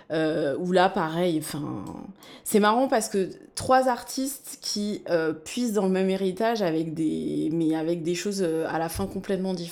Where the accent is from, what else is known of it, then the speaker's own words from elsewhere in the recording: France; born there; puisque je suis née en France.